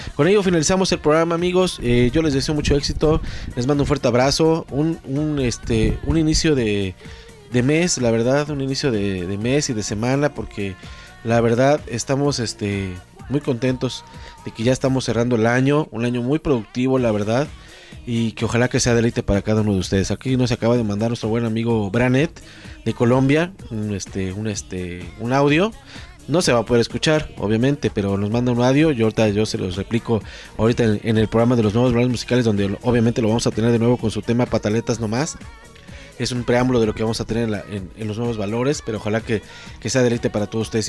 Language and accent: Spanish; Mexico; soy mexicano